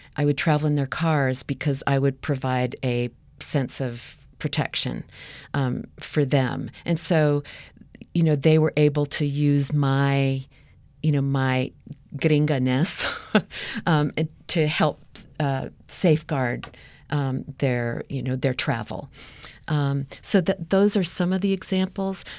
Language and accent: English; United States; growing up in the United States